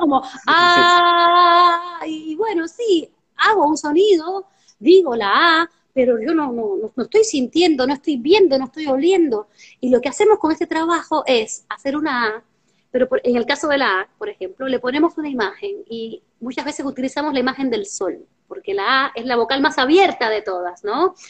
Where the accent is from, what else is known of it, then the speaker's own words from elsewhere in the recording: Cuba; now in Argentina; Representaba a la escuela, representaba a mi municipio, representaba a mi país, a Cuba. Soy cubana